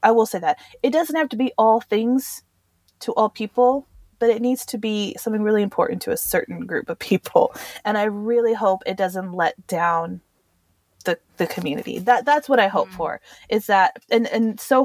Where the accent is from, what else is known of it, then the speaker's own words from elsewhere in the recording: Southwest, United States; moved away; also born or lived in Europe; growing up in the Southwest